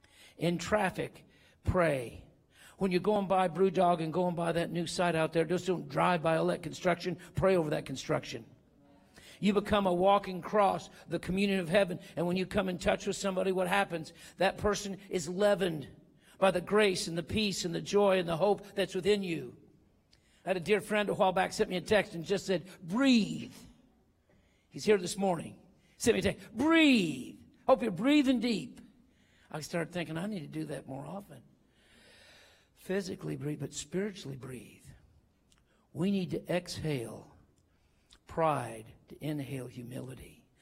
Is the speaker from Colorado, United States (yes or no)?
yes; Denver, Colorado, United States; I got there. I am from Denver. I flew in quick as I could at midnight.